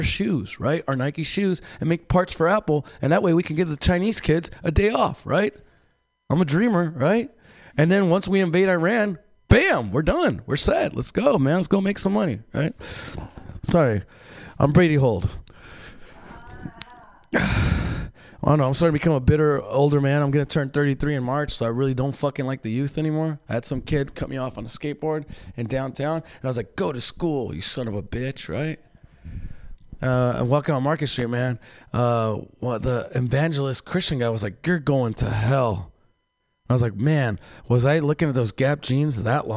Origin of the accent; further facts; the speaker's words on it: Mexicali, Baja California, Mexico; moved away; I'm from Mexico, Mexicali, where it's a very violent place